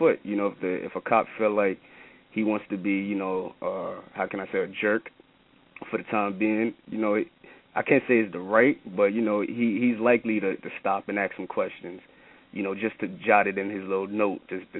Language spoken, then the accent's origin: English; New York City, New York, United States; I'm from Brooklyn, New York, coming out of the Bed-Stuy area, to be specifically Mossy Projects.